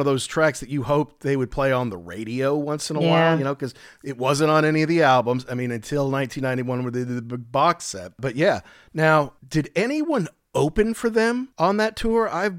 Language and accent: English; Louisville, Kentucky, United States; also born or lived in Orlando, Florida; So like, you know, I grew up in Louisville. If I wanted tickets to Cincinnati, I could get them here in Louisville.